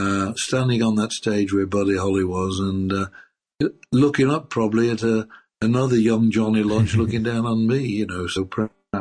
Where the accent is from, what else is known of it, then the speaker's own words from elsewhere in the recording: Birmingham, West Midlands, United Kingdom; I'm from Birmingham